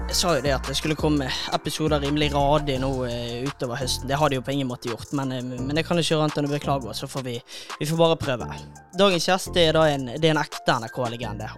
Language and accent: Norwegian; Western Norway, Norway; jeg er jo vestlending